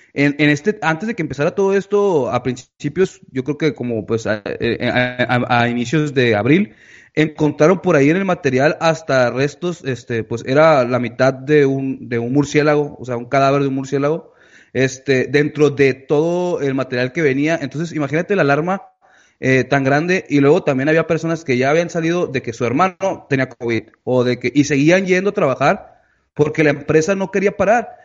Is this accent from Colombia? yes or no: no; Mexico